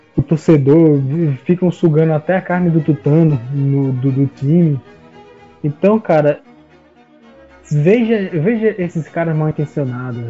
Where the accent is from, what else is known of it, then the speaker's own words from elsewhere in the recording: Recife, Pernambuco, Brazil; now in Petrolina, Brazil; eu sou de Recife, moro no interior de, de Pernambuco